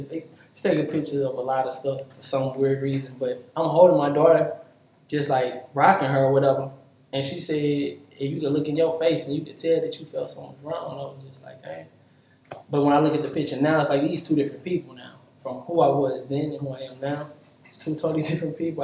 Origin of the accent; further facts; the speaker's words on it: St. Louis, Missouri, United States; moved away; also born or lived in Miami / New Orleans / Dallas; grew up in St. Louis